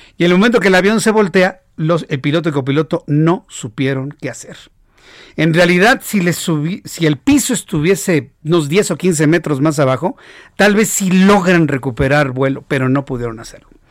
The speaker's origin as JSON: {"language": "Spanish", "country": "Mexico"}